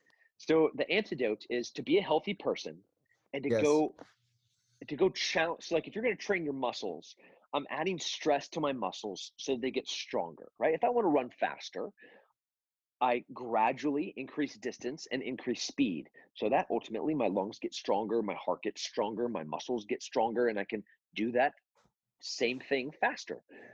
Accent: California, United States; also born or lived in Texas; I'm a Texan, and before that I was from kind of Countryville, California.

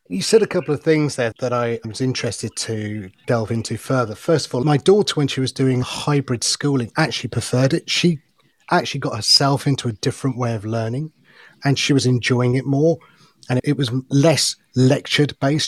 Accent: Loughborough, East Midlands, United Kingdom; also born or lived in India; I was the only Indian kid of a, a school of a thousand white kids at Loughborough Grammar School

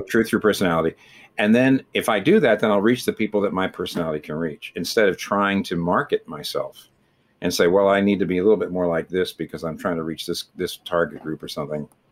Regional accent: United States; an American like me

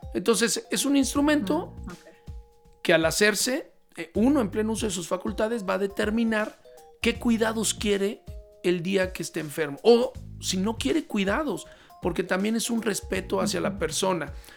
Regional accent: Mexico

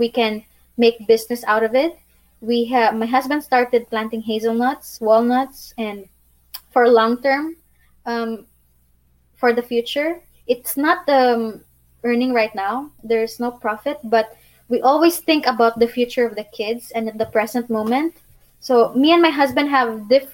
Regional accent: Philippines; moved away as an adult; now in Bosnia and Herzegovina; I'm from Philippines

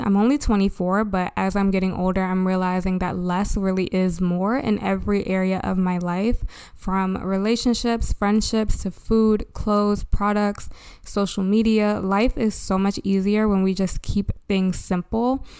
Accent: Baltimore, Maryland, United States; from Baltimore, my hometown

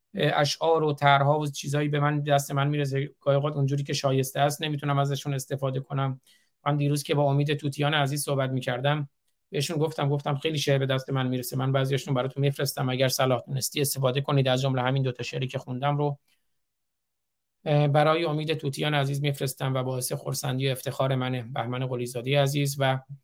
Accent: Iran; now in United States; به عنوان یک ایرانی آمریکایی

